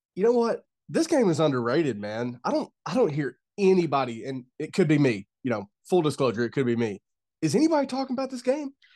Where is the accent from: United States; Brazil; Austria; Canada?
United States; I'm an American.